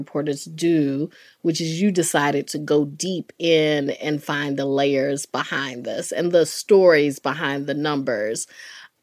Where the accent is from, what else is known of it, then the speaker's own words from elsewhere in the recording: Durham, North Carolina, United States; I'm from the South, raised in Durham, North Carolina